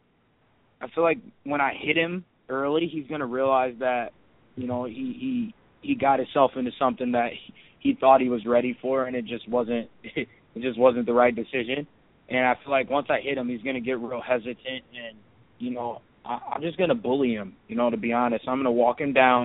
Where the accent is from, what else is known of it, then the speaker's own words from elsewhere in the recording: Waterloo, Iowa, United States; I'm from Waterloo